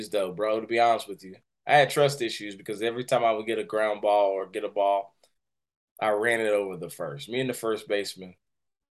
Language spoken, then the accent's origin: English; Winston-Salem, North Carolina, United States; I grew up in Winston, North Carolina.